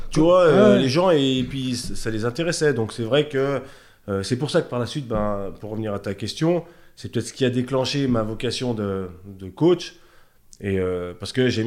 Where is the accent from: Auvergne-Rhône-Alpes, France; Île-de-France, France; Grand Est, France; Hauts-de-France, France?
Auvergne-Rhône-Alpes, France; Thonon-les-Bains; Ouais, moi je suis né à Tonon, je suis un chablaisien